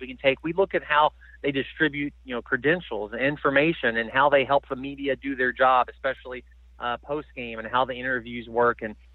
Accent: Kentucky, United States; Growing up in Kentucky

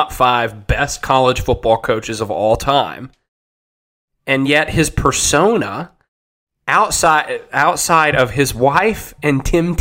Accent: Columbia, Tennessee, United States; I was in Columbia, my hometown

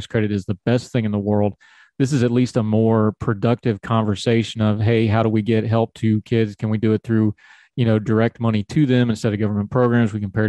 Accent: West Virginia, United States; accent: hillbilly; my home state of West Virginia

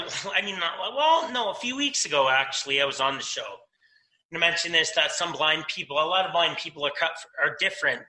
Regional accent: London, Ontario, Canada; In my city, in my hometown of London, Ontario

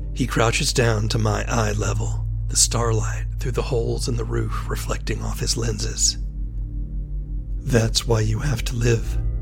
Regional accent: Charleston, South Carolina, United States; I grew up in Charleston, South Carolina.

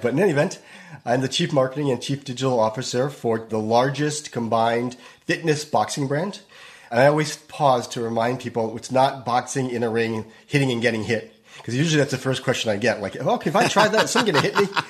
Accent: Northeast, United States; moved away as an adult; also born or lived in New York; now in Los Angeles, United States; I grew up in the Northeast.

